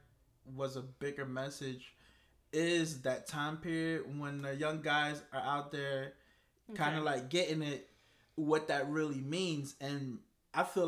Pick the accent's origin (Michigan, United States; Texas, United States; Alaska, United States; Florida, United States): Florida, United States; Miami; growing up in Miami